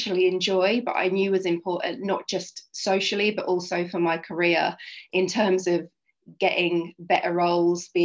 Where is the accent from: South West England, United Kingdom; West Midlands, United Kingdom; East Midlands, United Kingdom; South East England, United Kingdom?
South East England, United Kingdom; Oxfordshire; moved away as an adult; also born or lived in Brighton; now in London, United Kingdom; I grew up in Oxfordshire in a little town about half an hour outside Oxfordshire.